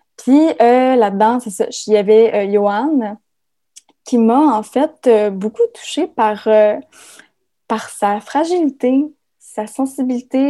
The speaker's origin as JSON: {"language": "French", "area": "Témiscamingue", "region": "Quebec", "country": "Canada", "tie": "born or raised there", "moved": "as an adult", "said": "ma terre natale"}